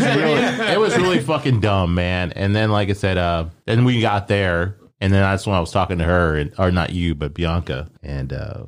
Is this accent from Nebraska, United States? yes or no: yes; Omaha, Nebraska, United States; now in Memphis, United States